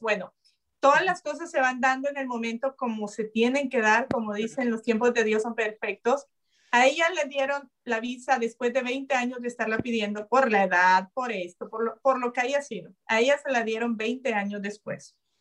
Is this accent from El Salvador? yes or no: yes; El Salvador; now in United States; yo quiero ir a El Salvador, quiero llegar allá, quiero... Lo primero, ya le dije a mi hermano, es del camino del aeropuerto a donde vive mi, mamá ahora, en medio, en esa carretera está donde yo nací